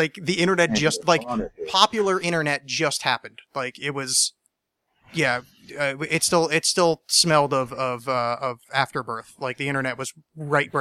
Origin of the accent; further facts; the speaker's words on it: New Jersey, United States; moved away; I grew up in New Jersey